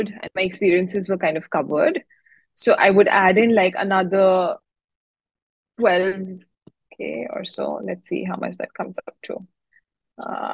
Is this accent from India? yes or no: yes; India; now in Singapore; I'm an Indian